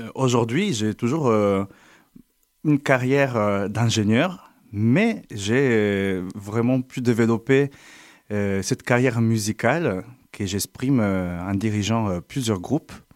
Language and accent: French; Turin, Piedmont, Italy; French is a second language; moved away as an adult; now in Montpellier, France; je suis italien, je viens de Turin, en Italie. Je suis arrivé à Montpellier euh, il y a désormais 9 ans